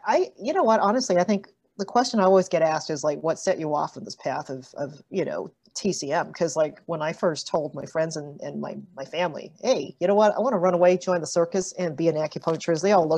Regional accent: Toronto, Ontario, Canada; also born or lived in Melbourne, Australia; I'm actually from Canada, so in case you're wondering how come she doesn't have an Aussie accent, this is as Aussie as I get. I'm actually from here, from Toronto, so Scarborough

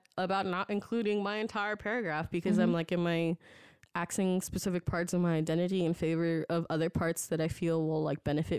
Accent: United States; Like, to me, that sounds like the most accurate representation of how I have existed as an American, like 2.5 or 1.5 or 3.5, like whatever it is, you know?

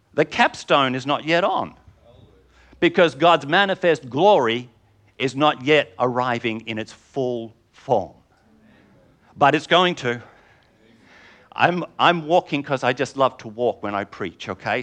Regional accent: England, United Kingdom; I'm English

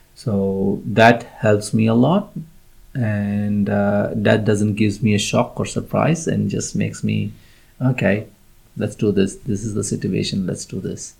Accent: India; moved away; I was born in India and uh, raised in India

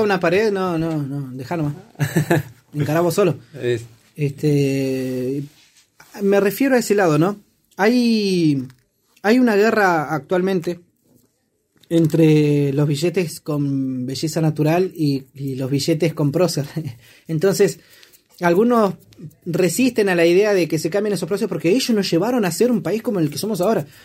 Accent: Argentina; los billetes que teníamos acá en Argentina

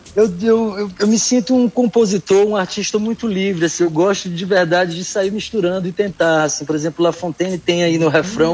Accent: São Luís, Maranhão, Brazil; moved away as an adult; also born or lived in Ottawa; now in Canada; sou de São Luís do Maranhão, nascido, criado, muito enraizado aqui com o meu estado, com minha cidade

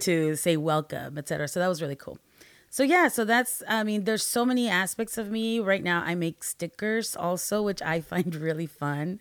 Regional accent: Peru; also born or lived in Guatemala; now in United States; I'm a Latina, I'm an immigrant from Peru, I lived in Peru, Guatemala, and then we came to the States

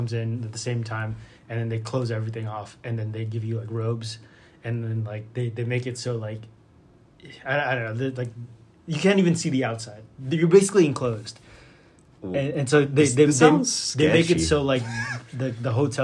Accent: Philippines; moved away; I was born in the Philippines

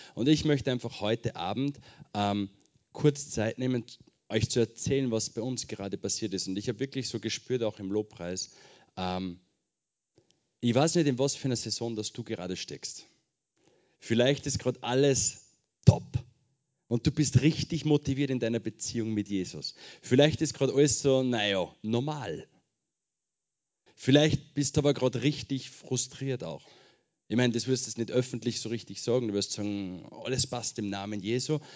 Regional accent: Schweinbach, Upper Austria, Austria; moved away as an adult; now in Marseille, France; Ich komme ursprünglich aus Oberösterreich. Ähm, Kirchen City, falls das wer kennt. Da gibt es noch ein kleineres Dorf nebenbei, das heißt Schweinbach. Von da komme ich, ganz genau.

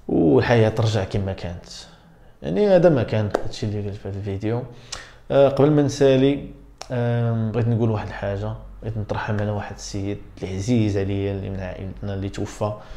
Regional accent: Morocco; حنا كمغاربه

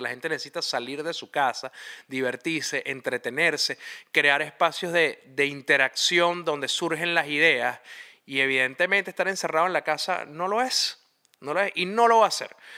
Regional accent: Venezuela; moved away; nosotros como venezolanos empezamos a descubrir una vez que salimos del país

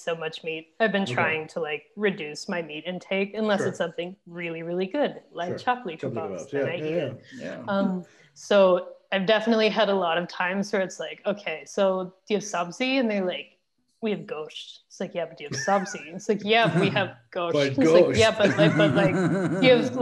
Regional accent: United States; now in Pakistan; I'm from America

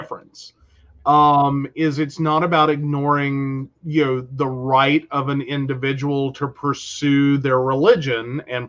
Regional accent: Mercer County, West Virginia, United States; born or raised there

